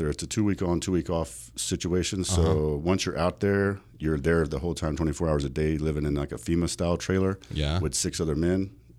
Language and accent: English; North Dakota, United States; also born or lived in South Carolina; now in Las Vegas, United States; Originally born in South Carolina, but moved to Vegas from North Dakota.